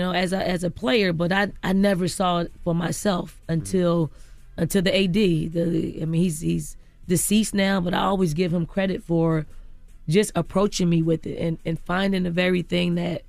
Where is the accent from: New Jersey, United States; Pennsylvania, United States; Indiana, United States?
Pennsylvania, United States; Philadelphia; I grew up in North Philly, in the projects in North Philly. So in Philly.